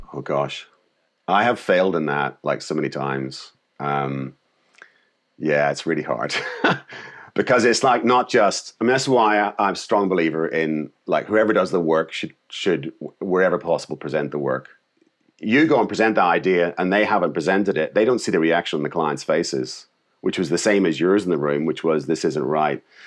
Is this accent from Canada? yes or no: no; Northern Ireland, United Kingdom; moved away; I came from Ireland, Northern Ireland